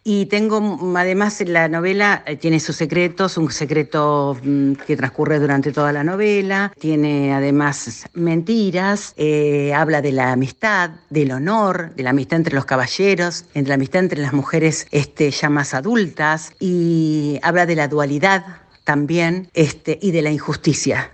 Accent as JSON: {"language": "Spanish", "town": "Pergamino", "region": "Buenos Aires Province", "country": "Argentina", "tie": "born or raised there", "said": "la ciudad de Pergamino, mi ciudad natal"}